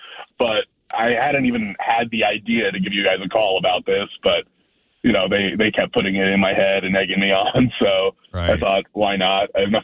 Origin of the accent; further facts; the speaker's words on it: Chicago, Illinois, United States; moved away as an adult; we're actually both from the Chicago area. We moved here for jobs about 10 years ago